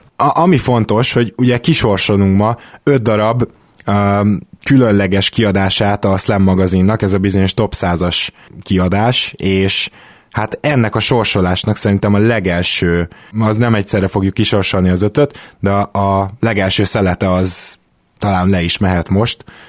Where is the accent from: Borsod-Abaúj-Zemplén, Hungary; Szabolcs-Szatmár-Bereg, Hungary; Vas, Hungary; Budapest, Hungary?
Budapest, Hungary; Délpesten nőttünk fel, tizenhárom-tizennégy évesen graffitisztünk